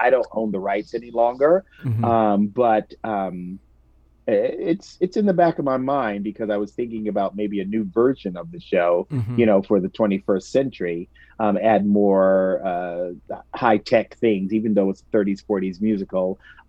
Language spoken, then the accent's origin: English; New York, United States; And being a New Yorker, I had never experienced February in 70 degrees.